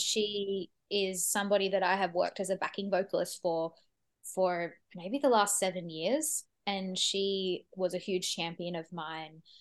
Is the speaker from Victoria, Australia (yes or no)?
no; Sydney, New South Wales, Australia; moved away as an adult; now in Melbourne, Australia; I grew up in Sydney and I, I moved to Melbourne when I, about, probably about eight years ago